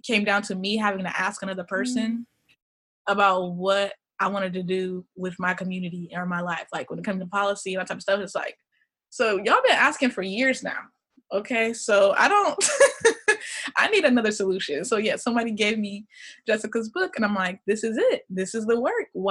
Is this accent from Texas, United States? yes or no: no; Des Moines, Iowa, United States; also born or lived in Ohio; I'm originally from sort of Des Moines, Iowa. Like, that's where I grew up. I was born in Ohio, but we moved when I was 7.